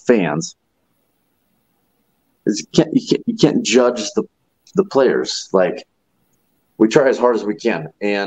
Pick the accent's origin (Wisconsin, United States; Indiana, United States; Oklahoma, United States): Oklahoma, United States; Kingfisher; moved away; also born or lived in Earlham, Iowa; I was from Kingfisher, Oklahoma, and then I moved to Earlham, Iowa.